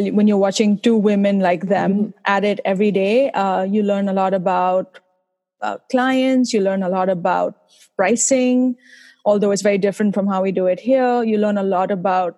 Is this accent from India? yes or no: yes; India; now in Boston, United States; I'm originally from India, as you might be able to tell from my accent